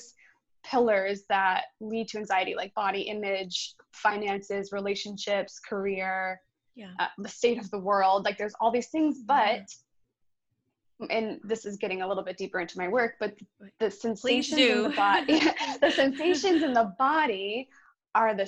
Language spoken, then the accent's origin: English; Buffalo, New York, United States; now in Redondo Beach, United States; I am from Buffalo, New York